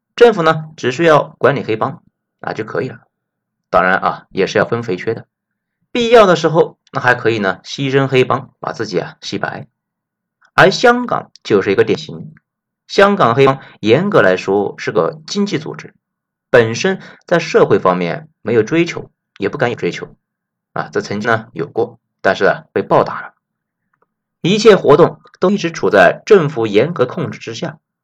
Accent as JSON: {"language": "Chinese", "country": "China", "said": "作为内地人"}